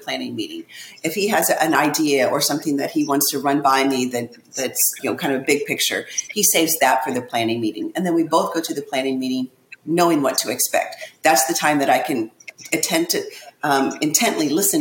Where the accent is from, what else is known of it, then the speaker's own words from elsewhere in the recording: Indiana, United States; now in Florida, United States; We're originally from Indiana. We live in Florida now